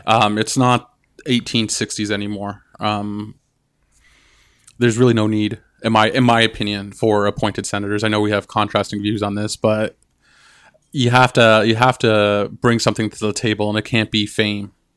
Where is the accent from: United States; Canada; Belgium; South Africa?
Canada; I'm Anishinaabe and I'm Canadian.